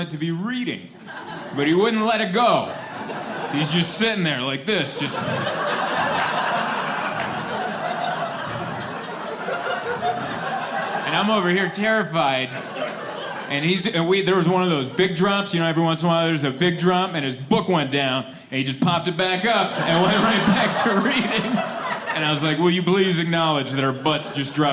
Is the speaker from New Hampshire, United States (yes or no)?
no; San Diego, California, United States; I'm from San Diego. That's where I call home. San Diego, California